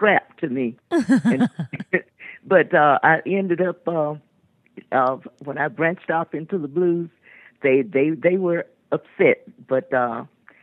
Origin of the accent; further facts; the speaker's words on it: Leflore County, Mississippi, United States; moved away; Where I was born and raised was up in LaFleur County, Mississippi, near Greenwood, Mississippi.